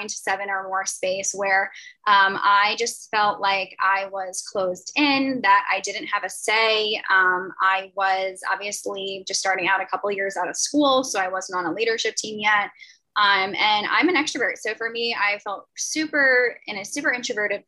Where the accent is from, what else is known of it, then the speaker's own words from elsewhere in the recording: a county right outside New York City, United States; I'm from a county right outside the city